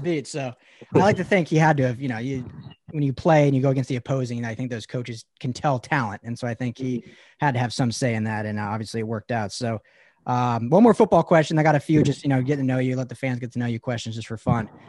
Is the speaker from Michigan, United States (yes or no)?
no; Colorado, United States; I'm from Colorado originally